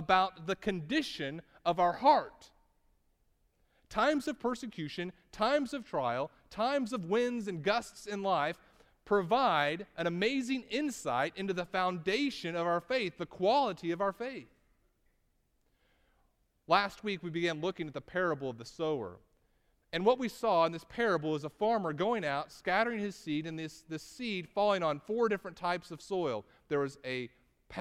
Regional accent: Texas, United States; I'm from Texas

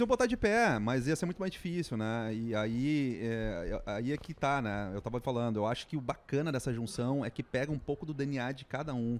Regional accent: Gramado, Rio Grande do Sul, Brazil; sou de Gramado

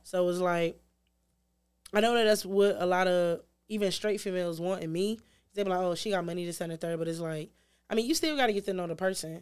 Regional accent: Detroit, Michigan, United States; I grew up in the city. I grew up in Six Mile and Shaner, but I got, took out of the city when I was, like, ten

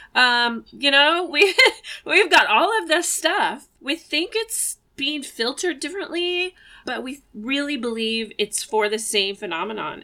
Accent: Eugene, Oregon, United States; I was born in Eugene, Oregon, and I live about 15 minutes away from the house that I grew up

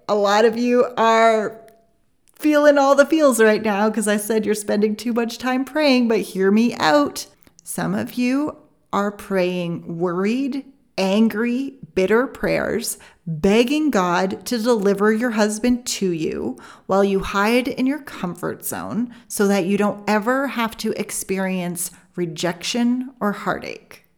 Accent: Canada; I'm Canadian

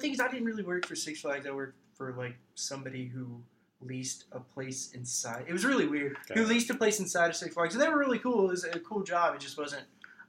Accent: Kennesaw, Georgia, United States; also born or lived in Cartersville, Georgia / Acworth, Georgia; I am from here. I was born in Kennesaw.

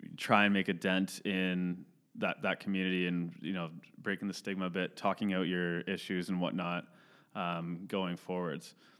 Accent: Caledon, Ontario, Canada; also born or lived in Mississauga; I grew up in Cheltenham. All my, all my budding memories and whatnot were from there, so I'd, would, I'd say I'm definitely from Caledon and not Mississauga

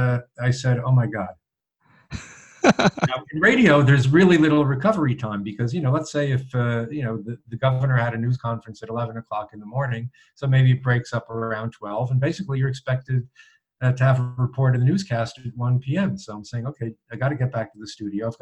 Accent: Passaic, New Jersey, United States; moved away; I grew up in Passaic

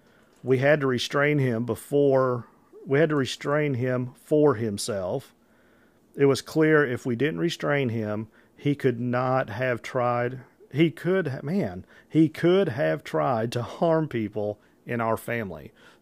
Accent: Illinois, United States; I'm not from Paducah, Kentucky. I'm from Illinois

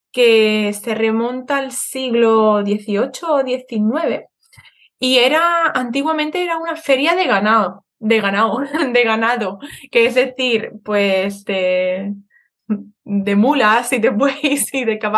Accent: Madrid, Community of Madrid, Spain; yo cuando era pequeña vivía en, en Madrid

